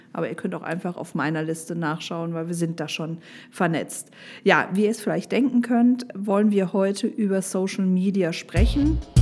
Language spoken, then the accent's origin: German; Düsseldorf, North Rhine-Westphalia, Germany; ich komme aus Düsseldorf